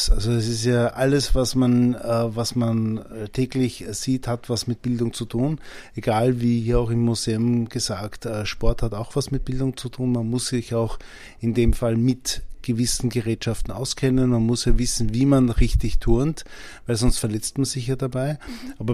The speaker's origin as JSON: {"language": "German", "region": "Vienna", "country": "Austria", "tie": "born or raised there", "said": "Ich bin mit meinen Eltern ja sehr oft übersiedelt. Ich bin ja in Mauer aufgewachsen."}